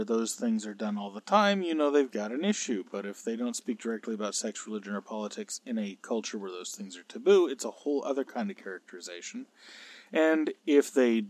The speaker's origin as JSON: {"language": "English", "region": "California", "country": "United States", "said": "I'm a Californian"}